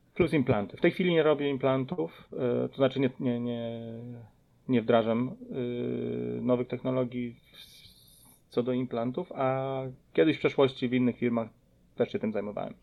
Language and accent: Polish; Podkarpacie, near Rzeszów, Subcarpathian Voivodeship, Poland; moved away as an adult; also born or lived in Philadelphia suburbs, Pennsylvania, United States; now in Philadelphia, United States; pochodzę z Podkarpacia, y, z okolic Rzeszowa.